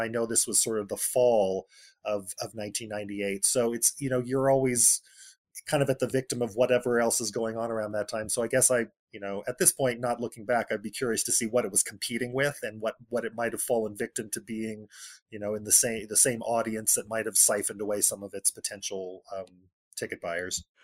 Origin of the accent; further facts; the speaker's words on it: Bakersfield, California, United States; I grew up in Central California, in Bakersfield, California